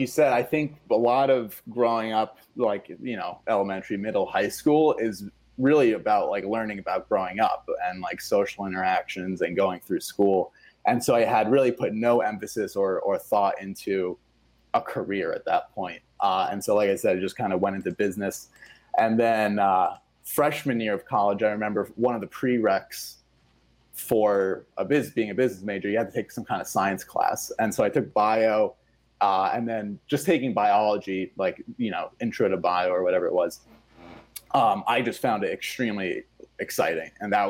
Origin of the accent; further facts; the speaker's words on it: Switzerland; English is a second language; I'm from Switzerland originally, right? And the school system there is much different.